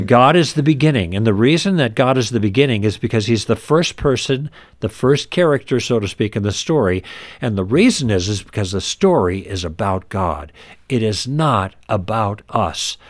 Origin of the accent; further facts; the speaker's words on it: Midwest, United States; moved away; also born or lived in Los Angeles; We were raised in the Midwest